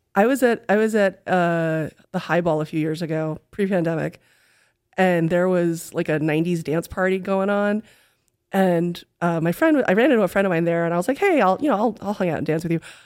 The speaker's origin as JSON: {"language": "English", "town": "New York City", "region": "New York", "country": "United States", "moved": "as an adult", "lives_now": "Texas, United States", "said": "I am from New York City"}